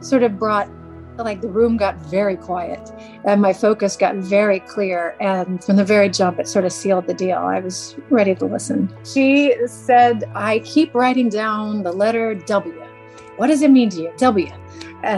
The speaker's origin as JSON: {"language": "English", "town": "Asheville", "region": "North Carolina", "country": "United States", "said": "I'm from Asheville, North Carolina"}